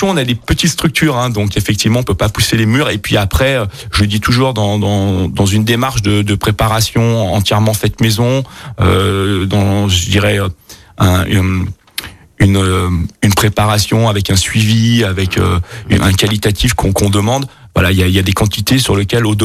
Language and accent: French; Bourgogne-Franche-Comté, France; born there; Donc moi, effectivement, je suis né en Bourgogne